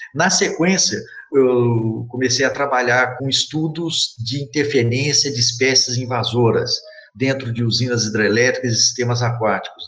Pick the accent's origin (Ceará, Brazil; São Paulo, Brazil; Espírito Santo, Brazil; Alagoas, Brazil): São Paulo, Brazil; Mococa; moved away as an adult; also born or lived in Belo Horizonte; now in Itajubá, Brazil; eu sou um cidadão de, do interior do estado de São Paulo, que eu sou de Mococa